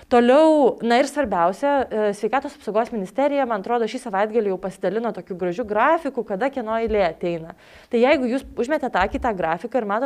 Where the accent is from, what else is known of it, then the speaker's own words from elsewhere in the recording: Lithuania; mes lietuviai esam protingi žmonės.